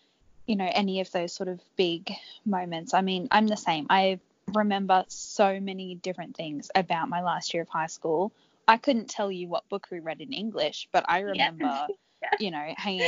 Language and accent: English; Australia; as an Aussie